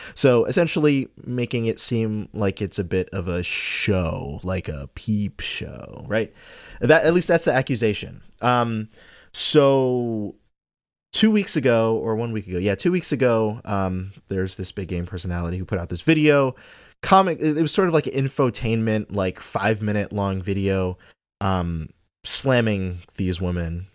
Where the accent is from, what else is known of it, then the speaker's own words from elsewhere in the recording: Trinidad & Tobago; moved away; I'm from Trinidad. We don't have football. Like, I grew up watching cricket.